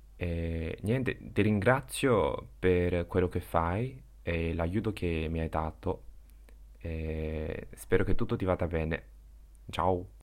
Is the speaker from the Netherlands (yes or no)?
no; China; first language Chinese; Italian is a second language; ho 23 anni e vengo dalla Cina.